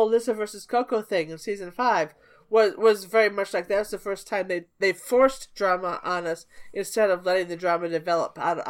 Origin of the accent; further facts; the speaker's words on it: Chicago, Illinois, United States; real Chicagoans like me